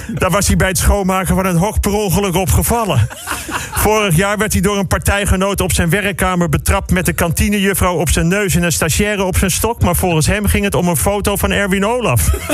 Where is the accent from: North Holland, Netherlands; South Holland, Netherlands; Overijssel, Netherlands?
North Holland, Netherlands; Bussum; in Bussum, waar ik vandaan kom